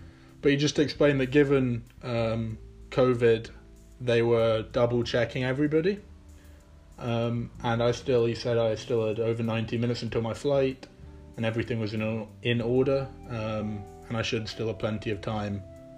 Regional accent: London, United Kingdom; first language English; moved away as an adult; also born or lived in New York City, United States / Edinburgh, Scotland; now in Amherst, United States; I'm originally from London. I grew up in West London until I was 15 years old when I moved to New York City. I went to high school in the city in Manhattan

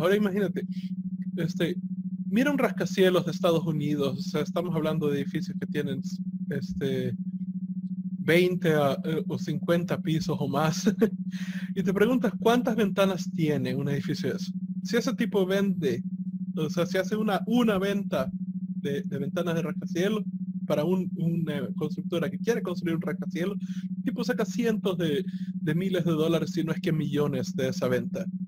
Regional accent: El Salvador; nosotros somos salvadoreños

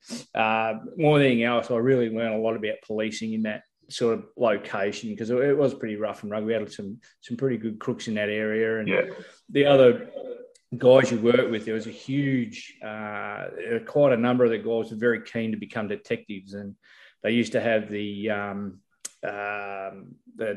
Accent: Victoria, Australia; growing up in Victoria, very heavy AFL state

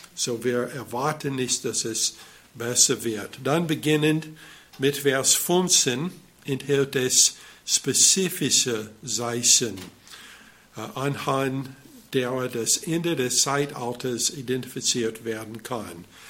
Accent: United States; German is a second language; moved away; ich bin Amerikaner

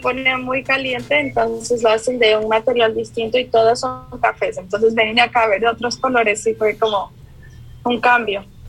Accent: Ecuador; moved away as an adult; also born or lived in Kuwait; now in Victoria, Canada; Yo soy ecuatoriana, pero estuve viviendo en el Medio Oriente por cuatro años y después me vine acá.

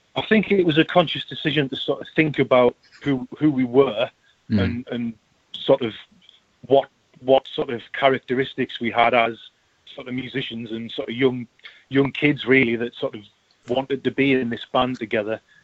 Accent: Sunderland, North East England, United Kingdom; moved away as an adult; now in Newcastle upon Tyne, United Kingdom; I'm, I'm from Sunderland.

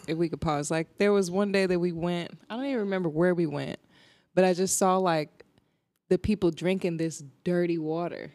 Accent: New Jersey, United States; now in Arizona, United States; I am originally from Jersey, and I live in Arizona.

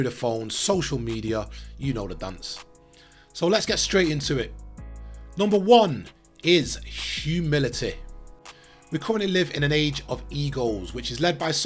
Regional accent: Manchester, North West England, United Kingdom; I grew up in South Manchester through the 90s into 2000s.

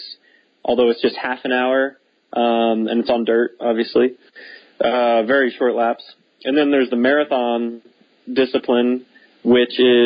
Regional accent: Texas, United States; I grew up racing in Texas

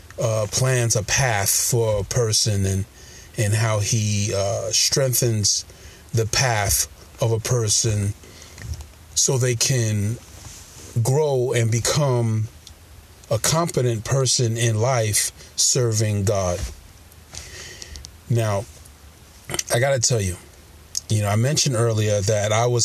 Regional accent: New York City, New York, United States; I was born in Brooklyn, New York

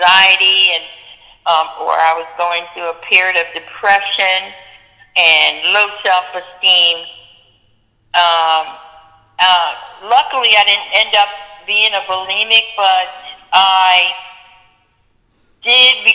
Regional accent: Philadelphia, Pennsylvania, United States; moved away as an adult; now in Atlanta, United States; I'm from Philadelphia.

